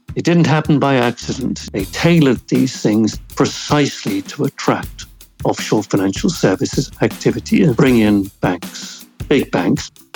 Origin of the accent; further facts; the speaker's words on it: Jersey; I grew up in Jersey in the late 50s, early 1960s.